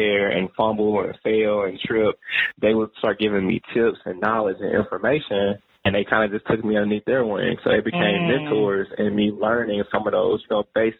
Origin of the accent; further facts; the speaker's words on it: St. Louis, Missouri, United States; moved away as an adult; now in Nashville, United States; when I was growing up in St. Louis